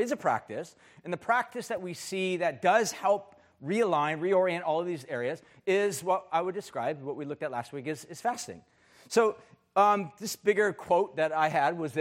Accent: United States; as an American

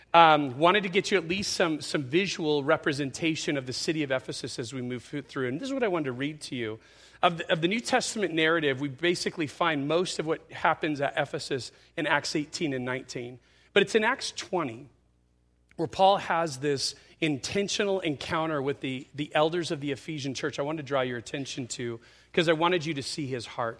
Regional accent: Yucaipa, California, United States; I was a kid growing up in Ukaipa

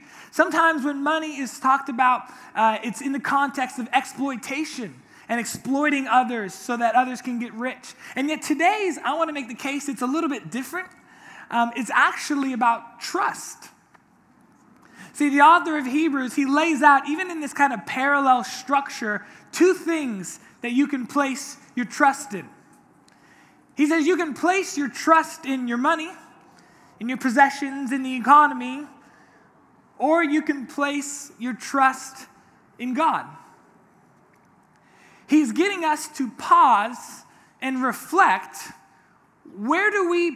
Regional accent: Orange County, California, United States; I grew up here in Orange County my whole life

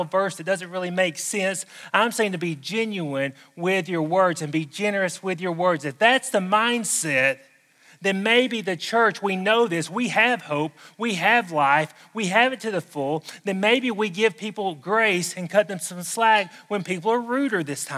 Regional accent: the South, United States; accent: southern; my southern accent

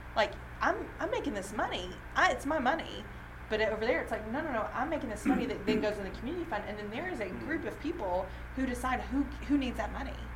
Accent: Alabama, United States; also born or lived in Tennessee; now in Nashville, United States; I grew up in Alabama. I've lived in Tennessee

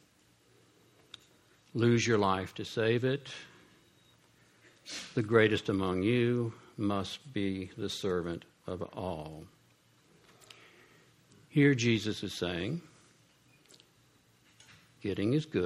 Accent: Columbus, Ohio, United States; I grew up poor in Columbus, Ohio

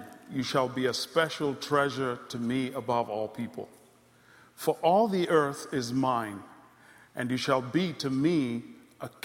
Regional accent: Kenya; moved away; also born or lived in Congo; I grew up in Ziwani and all these places.

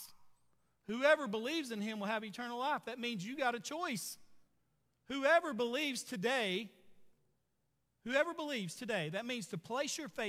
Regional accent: Sugarloaf, United States; I grew up in Sugarloaf

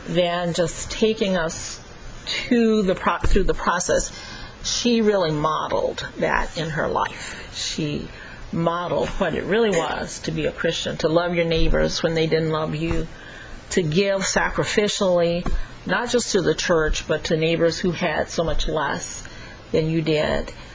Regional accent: Dallas, Texas, United States; moved away as an adult; also born or lived in New York; I wasn't born there, but I grew up in Dallas and Fort Worth, Texas

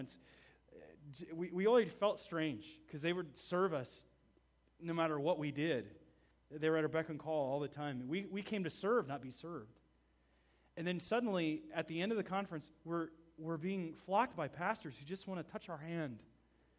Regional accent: United States; Being an American there

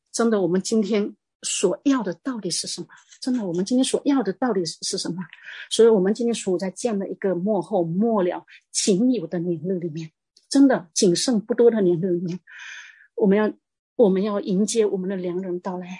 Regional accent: Fujian, China; 我是，我是福建的

